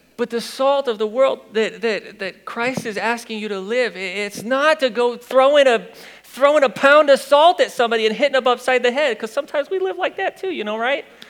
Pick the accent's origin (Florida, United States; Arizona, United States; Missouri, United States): Missouri, United States; Fenton; I'm from Fenton